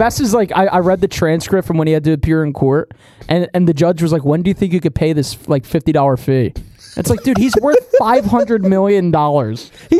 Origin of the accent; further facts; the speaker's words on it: Delaware County, Pennsylvania, United States; also born or lived in Northeast Philadelphia; I was born in Delco.